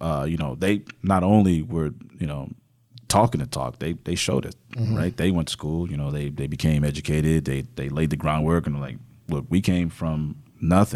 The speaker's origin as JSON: {"language": "English", "town": "Houston", "region": "Texas", "country": "United States", "tie": "born or raised there", "also_born_or_lived": "Nigeria", "lives_now": "Fort Worth, United States", "said": "I was born Houston was born and raised there."}